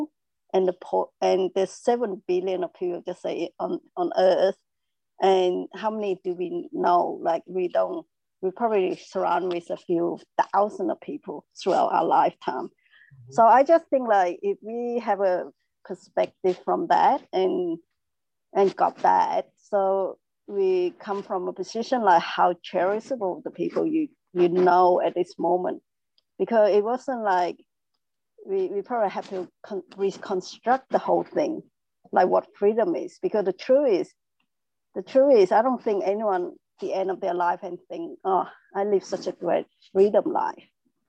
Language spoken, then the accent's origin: English; Melbourne, Victoria, Australia; I just think I'm from Melbourne, Australia, so now it's a bit late.